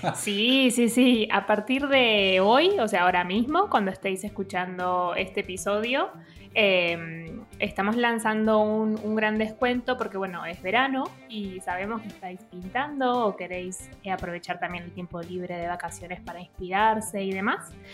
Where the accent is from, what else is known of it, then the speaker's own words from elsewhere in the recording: outskirts of Buenos Aires, Buenos Aires Province, Argentina; yo nacía como en las afueras